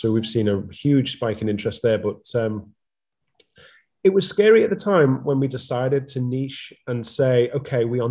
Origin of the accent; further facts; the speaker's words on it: Liverpool, North West England, United Kingdom; So I'm a Scouser at heart, and that is, I'm coming from Liverpool, which we say is the center of the universe.